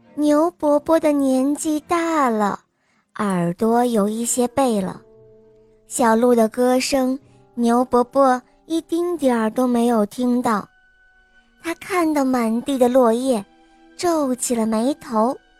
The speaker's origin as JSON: {"language": "Chinese", "region": "Shanxi", "country": "China", "said": "我今年五岁了。嗯，我来自山西宇阳"}